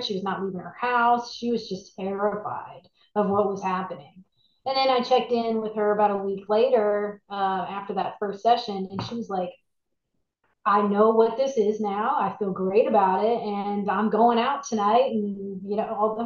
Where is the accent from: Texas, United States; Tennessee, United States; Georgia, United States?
Texas, United States; Dallas; moved away as an adult; now in New Orleans, United States; I was raised in Texas. In Dallas. So I was in, you know, Northeast Texas